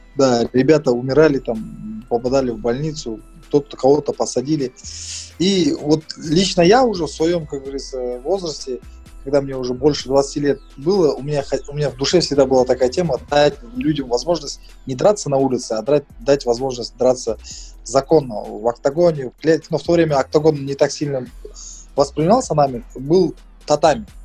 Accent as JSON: {"language": "Russian", "town": "Kulsary", "region": "Atyrau Region", "country": "Kazakhstan", "tie": "born or raised there", "also_born_or_lived": "Mangystau Region", "moved": "yes", "lives_now": "Aktau, Kazakhstan", "said": "Я сам родился здесь, в Мангистауской области. А, но вырос в городе Курсары Атравской области"}